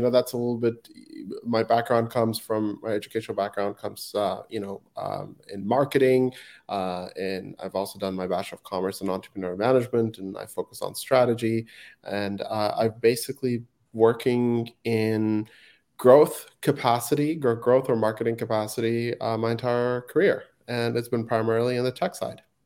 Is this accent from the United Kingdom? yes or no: no; Afghanistan; now in Vancouver, Canada; I was born and raised in Afghanistan